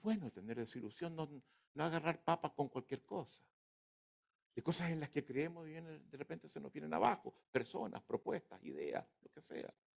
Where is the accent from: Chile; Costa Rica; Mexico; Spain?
Chile; somos los, los chilenos